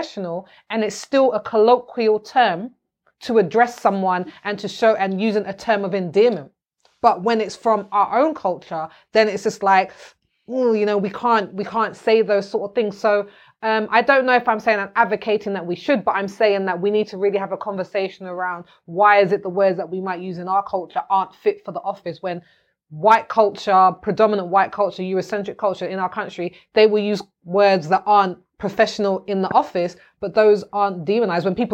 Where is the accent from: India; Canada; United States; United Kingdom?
United Kingdom; London; I'm from South London